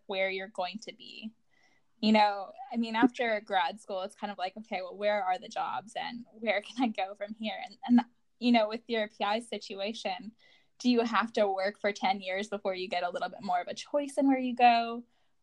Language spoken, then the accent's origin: English; Colorado, United States; I'm from Colorado